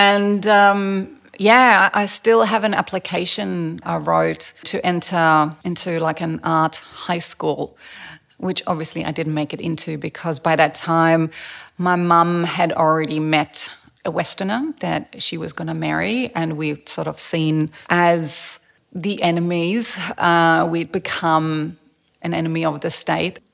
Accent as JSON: {"language": "English", "region": "Berlin", "country": "Germany", "tie": "born or raised there", "also_born_or_lived": "Sweden", "moved": "yes", "lives_now": "Australia", "said": "I grew up in East Berlin behind the Iron Curtain"}